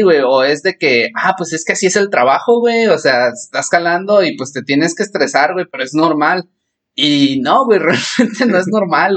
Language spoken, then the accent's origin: Spanish; Mexico; como mexicanos